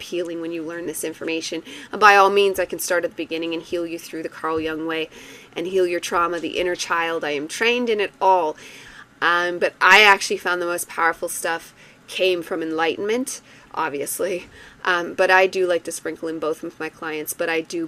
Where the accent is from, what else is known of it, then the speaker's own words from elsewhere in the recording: Canada; I have French blood, so I take delight in being involved in it again as a Canadian